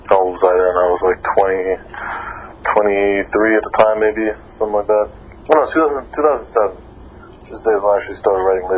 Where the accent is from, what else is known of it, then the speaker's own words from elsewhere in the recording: Miami, Florida, United States; I'm from Miami, Florida